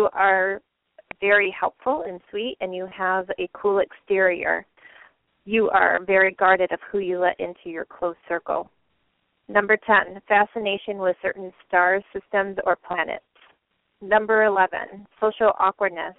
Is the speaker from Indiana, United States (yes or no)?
no; Michigan, United States; moved away as an adult; also born or lived in Lansing, Michigan; now in Hawaii, United States; I grew up in Michigan, and my husband and I were living in Lansing